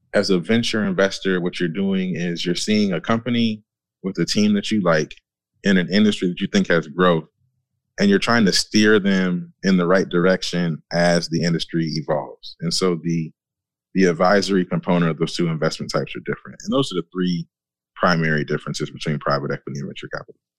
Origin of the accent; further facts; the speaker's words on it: Michigan, United States; I grew up in Michigan, industrial area